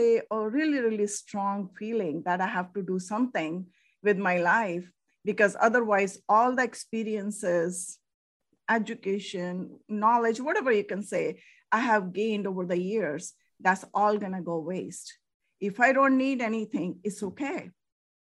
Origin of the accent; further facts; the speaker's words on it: India; moved away as an adult; now in United States; I'm from originally from India.